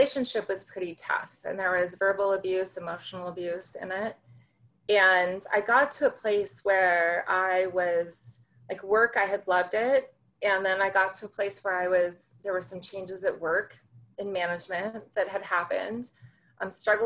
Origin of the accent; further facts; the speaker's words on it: Central California, United States; also born or lived in Santa Barbara, California / Orange County, California; I'm a California girl, born and raised in California. Started out in Central California